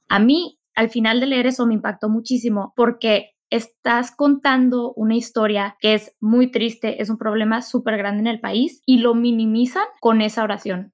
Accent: Ciudad Juárez, Chihuahua, Mexico; also born or lived in Boston; Yo soy de Ciudad Juárez

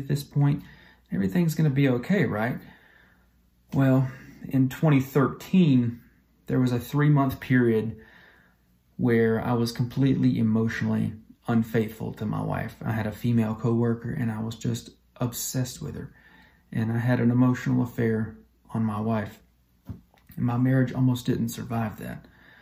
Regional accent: Talladega, Alabama, United States; I am from Alabama, a little town called Talladega.

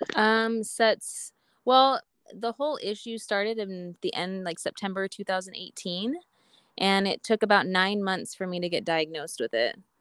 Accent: Boise, Idaho, United States; I'm from I'm from Idaho, Boise, Idaho

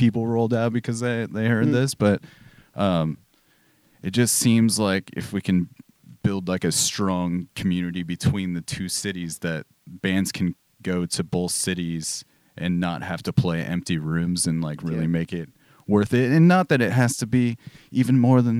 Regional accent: Southern California, United States; now in Portland, United States; I'm from the Southern California area

